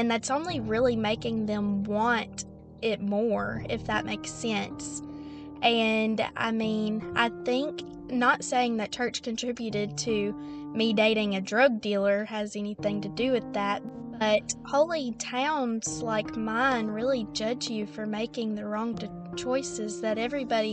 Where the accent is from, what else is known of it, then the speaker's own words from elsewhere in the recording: the Bible Belt, United States; Growing up in the Bible Belt